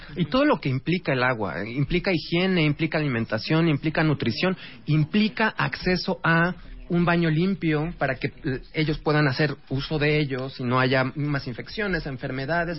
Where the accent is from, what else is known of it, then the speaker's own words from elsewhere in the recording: Mexico; es nuestra obligación como mexicanos